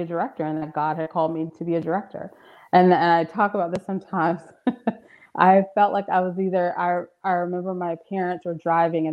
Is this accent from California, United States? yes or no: no; Marietta, Georgia, United States; I'm from Marietta. My dad's from South Atlanta